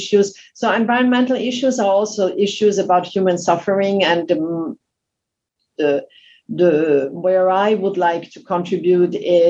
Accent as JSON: {"language": "English", "country": "Austria", "moved": "as an adult", "lives_now": "France", "said": "I came to France. I'm originally from Austria."}